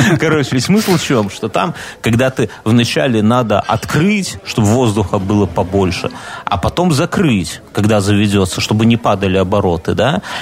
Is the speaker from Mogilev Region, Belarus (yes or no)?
no; Minsk, Belarus; Я минчанин, я ж в Минске прописан